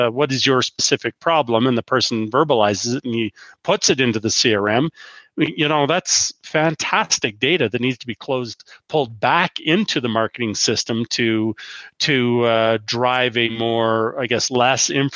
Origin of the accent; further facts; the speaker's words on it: Canada; As a Canadian